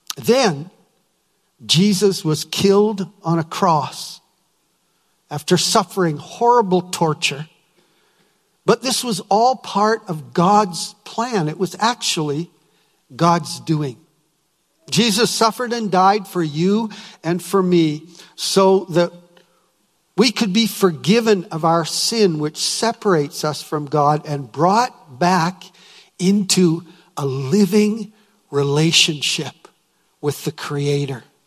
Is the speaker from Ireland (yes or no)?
no; Winnipeg, Manitoba, Canada; I was from Winnipeg